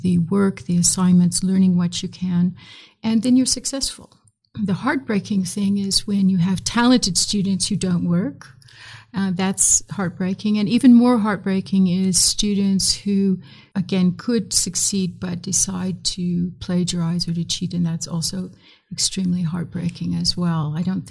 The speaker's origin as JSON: {"language": "English", "region": "Midwest", "country": "United States", "tie": "born or raised there", "also_born_or_lived": "South Sudan / Chicago", "accent": "American", "moved": "as an adult", "said": "as you can tell from my accent, I'm an American. And so I grew up in the great Midwest"}